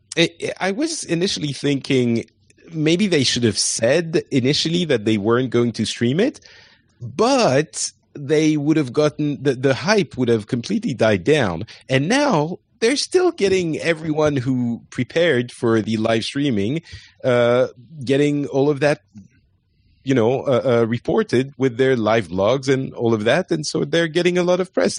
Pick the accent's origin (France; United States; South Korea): France; I am French.